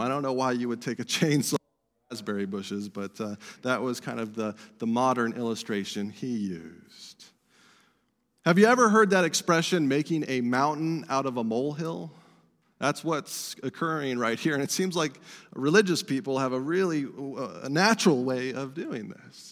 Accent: Estes Park, Colorado, United States; my hometown where I grew up, Estes Park, Colorado

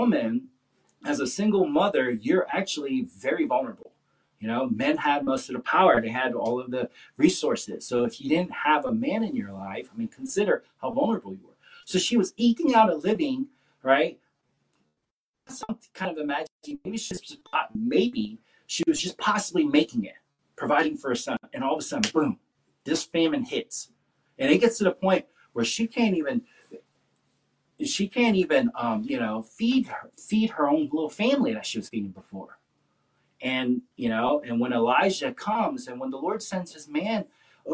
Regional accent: the South, United States; I'm kind of from the South, and in the South, we're just taught you're just always just nice

